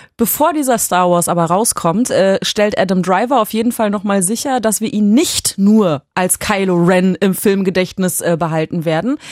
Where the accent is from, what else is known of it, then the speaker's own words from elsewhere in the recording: Berlin, Germany; als Urberlinerin